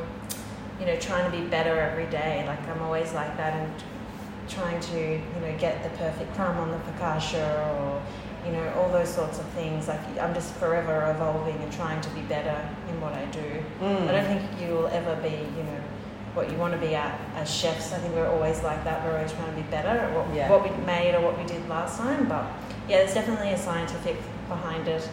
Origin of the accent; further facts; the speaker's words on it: Tasmania, Australia; now in Melbourne, Australia; I'm from Tasmania